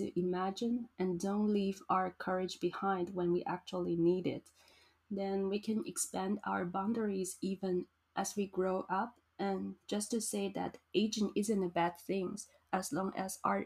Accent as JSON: {"language": "English", "region": "Yilan County", "country": "Taiwan", "tie": "born or raised there", "lives_now": "New Taipei City, Taiwan", "said": "my background as a person born and raised in Yilan."}